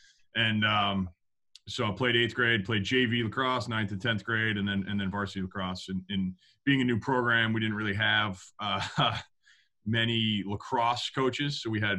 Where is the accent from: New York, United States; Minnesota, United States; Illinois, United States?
New York, United States; Rochester; growing up in Rochester, a hotbed for lacrosse, upstate New York.